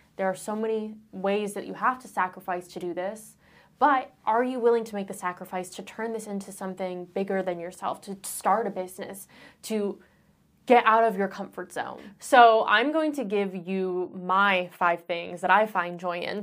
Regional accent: Michigan, Ohio area, Midwest, United States; I grew up in Michigan, Ohio area

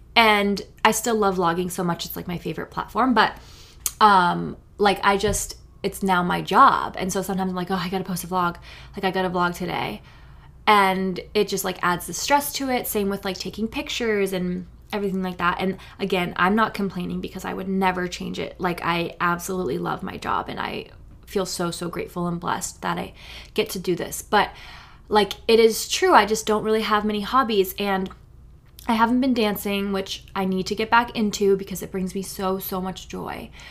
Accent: New Hampshire, United States; I grew up in New Hampshire

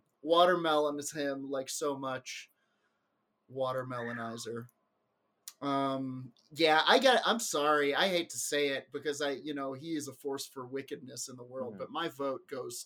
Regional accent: England, United Kingdom; born there; accent: English; I was born in England. Can't you tell from my English accent?

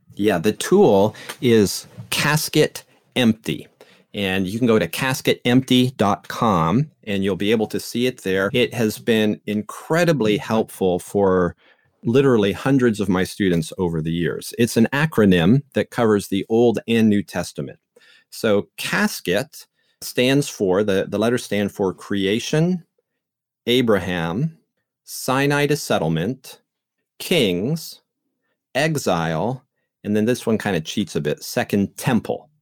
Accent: Canada; moved away as an adult; also born or lived in England; now in St. Louis, United States; I grew up in Canada

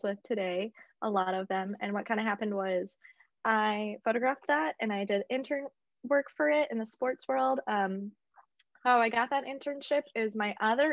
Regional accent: South Dakota, United States; moved away as an adult; also born or lived in Mankato, Minnesota; now in US South; I'm in Mankato, which is 3 hours from my hometown in South Dakota

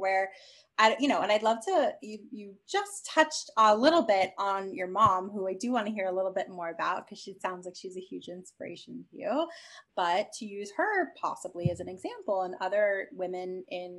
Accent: New York, United States; I'm a New Yorker

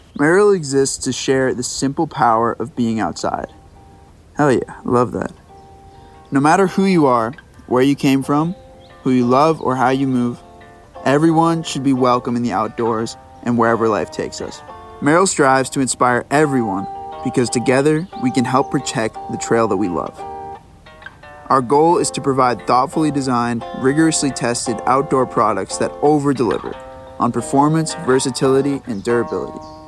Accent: Maine, United States; growing up in Maine

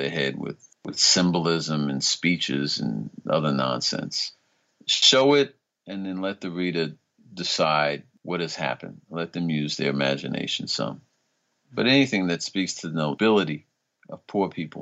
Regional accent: New York, United States; I grew up in New York, but all of my family was from the South

